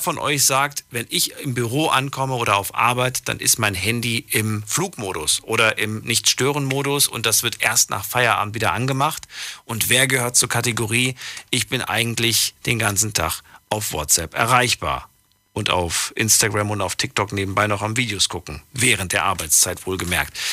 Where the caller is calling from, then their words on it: Duisburg, North Rhine-Westphalia, Germany; …, woher? Yes. Ich komme aus Duisburg.